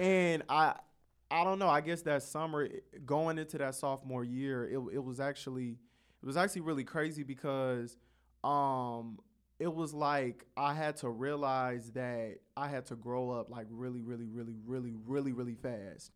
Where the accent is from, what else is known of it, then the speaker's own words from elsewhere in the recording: Carson, California, United States; I grew up in Carson, the city right next to Compton.